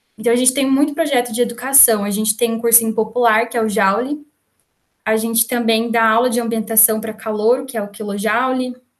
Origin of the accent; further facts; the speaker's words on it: Campinas, São Paulo, Brazil; also born or lived in Valinhos / Pouso Alegre; sou, na verdade, de Campinas, nasci em Campinas